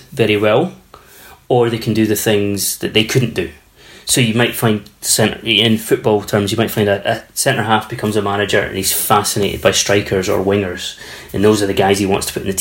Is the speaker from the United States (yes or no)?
no; Canada; I grew up in Canada in the 70s, early 80s